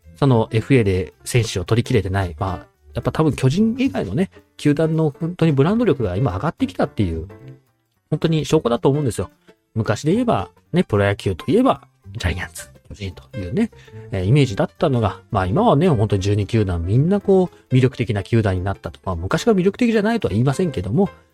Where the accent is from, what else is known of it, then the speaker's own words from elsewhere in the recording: Aichi, Japan; 僕自身は愛知県の生まれで愛知県育ちで今も愛知県にいるんですけども